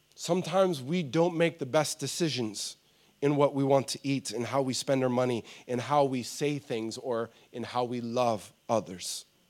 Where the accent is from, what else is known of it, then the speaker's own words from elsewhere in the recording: United States; moved away; I grew up in America